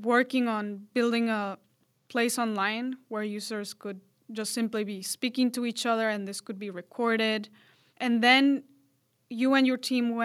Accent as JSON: {"language": "English", "country": "Mexico", "first_language": "Spanish", "second_language": "English"}